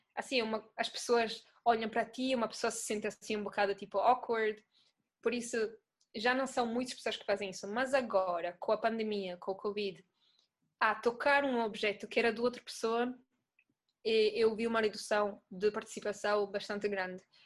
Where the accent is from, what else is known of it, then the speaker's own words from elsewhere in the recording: Italy; Portuguese is a second language; moved away as an adult; now in Lisbon, Portugal; eu sou italiana, não sei se estão a ouvir o sotaque. Ah, mas mudei-me para Lisboa em dois mil e dezessete